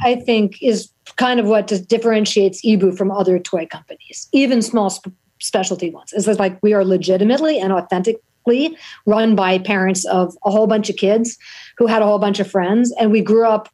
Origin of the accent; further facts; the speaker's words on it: New York City, New York, United States; growing up in New York City, it was so dangerous